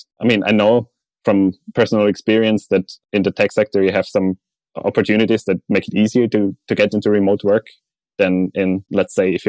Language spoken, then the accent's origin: English; Austria; let's say in Austria, my home country, it feels that there is some kind of a social network provided by the government